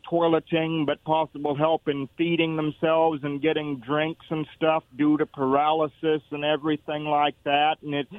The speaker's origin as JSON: {"language": "English", "town": "Kennewick", "region": "Washington", "country": "United States", "said": "I'm from Kennewick, so I'm not from Richland"}